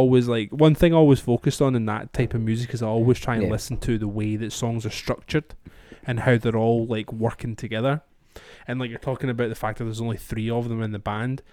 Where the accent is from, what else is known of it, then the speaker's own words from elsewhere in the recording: Scotland, United Kingdom; I'm Scottish